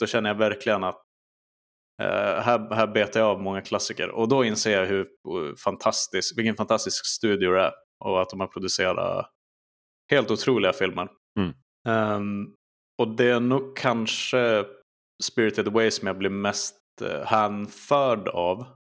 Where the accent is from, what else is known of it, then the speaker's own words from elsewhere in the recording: Skellefteå, Västerbotten County, Sweden; mina tidiga minnen där, till 2000, är på videoteket som det heter i Skellefteå